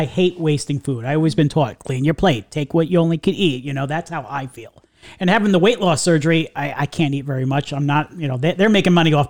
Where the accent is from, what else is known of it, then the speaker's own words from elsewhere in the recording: New York, United States; moved away; growing up in New York